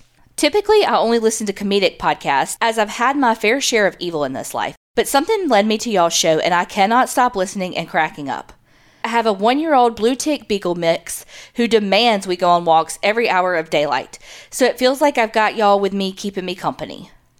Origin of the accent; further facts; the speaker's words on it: Memphis, Tennessee, United States; I grew up in Memphis, so for birthday parties, I'd make my friends go on tours in some of the historic places there as well.